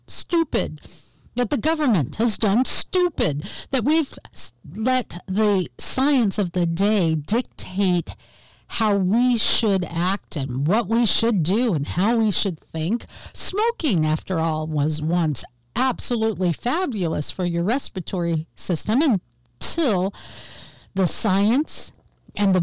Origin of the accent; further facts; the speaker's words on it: Seattle, Washington, United States; here in Seattle, which I call my hometown